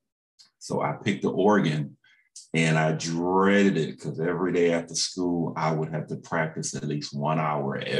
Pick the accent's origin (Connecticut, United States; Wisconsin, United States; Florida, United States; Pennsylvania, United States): Connecticut, United States; Waterbury; growing up in Waterbury, Connecticut